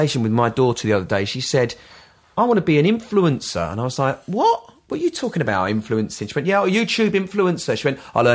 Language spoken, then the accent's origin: English; London, United Kingdom; moved away as an adult; also born or lived in Brighton / Los Angeles; now in Worthing, United Kingdom; I'm a Londoner